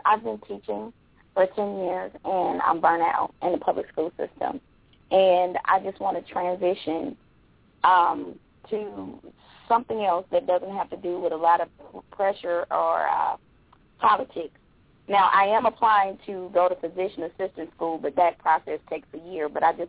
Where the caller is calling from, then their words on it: Atlanta, Georgia, United States; I'm calling from Atlanta, Georgia.